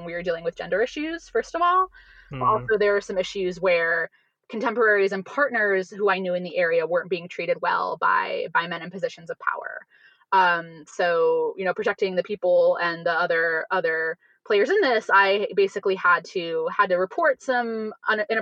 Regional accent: Ohio, United States; my home state of Ohio.

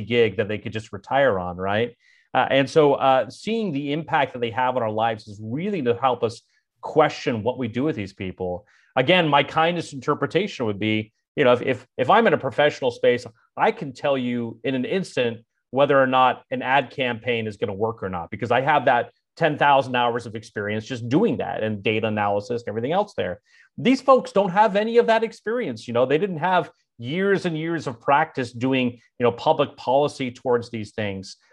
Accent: Bay Area, California, United States; moved away as an adult; also born or lived in Provo, Utah / Washington, D.C.; my hometown of, of the Bay Area

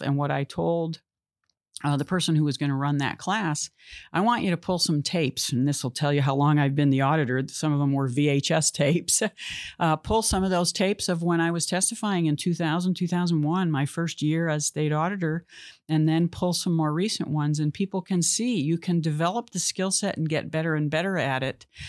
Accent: Massachusetts, United States; moved away as an adult; now in California, United States; I loved growing up in Massachusetts. I'm glad I, I spent my childhood there

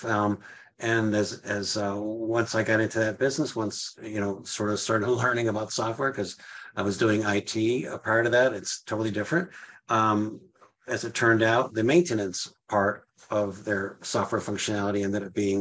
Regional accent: Western Massachusetts, United States; also born or lived in Indiana; I was actually born in Indiana. And also growing up, you know, so I grew up from age 7 on. Yes, I grew up in Massachusetts, but it was Western Mass.

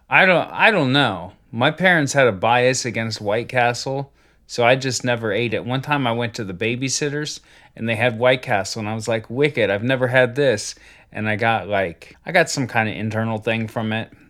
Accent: Ohio, United States; I grew up in Ohio

